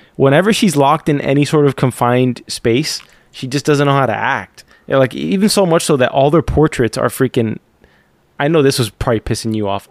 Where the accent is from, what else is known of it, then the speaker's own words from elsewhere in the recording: United States; I'm American